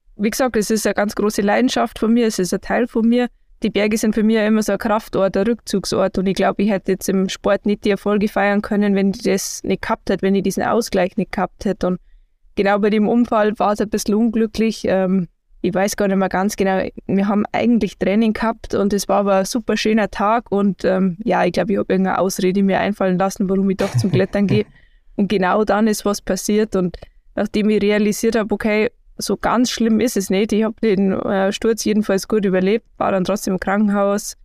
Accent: Garmisch-Partenkirchen, Bavaria, Germany; ich komme aus Garmisch-Partenkirchen, habe mit Skifahren angefangen

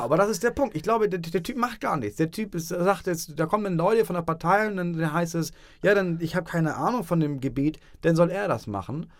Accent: Schleswig-Holstein, Germany; also ich als Norddeutscher

